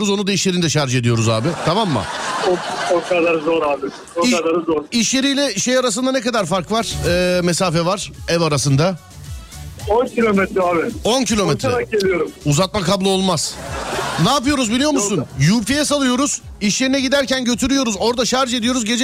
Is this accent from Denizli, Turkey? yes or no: no; İzmir, Turkey; İz, İzmir'denim. İzmir'den.